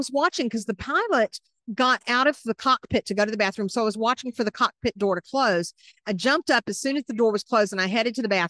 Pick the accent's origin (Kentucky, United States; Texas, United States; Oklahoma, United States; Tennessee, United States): Tennessee, United States; outside of Nashville; moved away as an adult; also born or lived in Atlanta, Georgia / New York City / Washington, District of Columbia, United States; I'm a Southern girl, born in Atlanta, raised outside of Nashville, married a Yankee in 2002